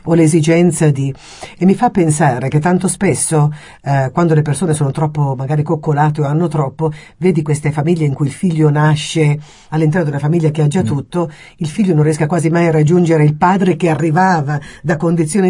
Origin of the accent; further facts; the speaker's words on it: Italy; Sono mm. proprio un'italiana di quelle